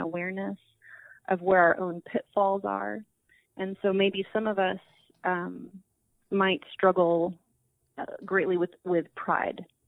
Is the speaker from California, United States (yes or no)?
yes; San Diego, California, United States; moved away as an adult; I was born and raised in San Diego